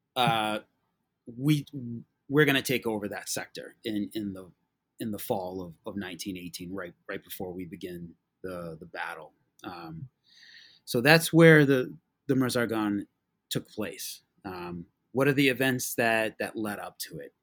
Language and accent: English; Massachusetts, United States; I'm from Massachusetts